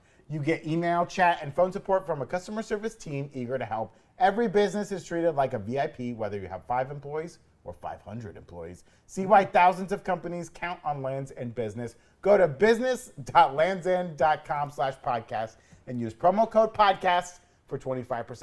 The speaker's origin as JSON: {"language": "English", "region": "Florida", "country": "United States", "tie": "born or raised there", "said": "I am from Florida, and Florida's like a weird place that doesn't really have an accent"}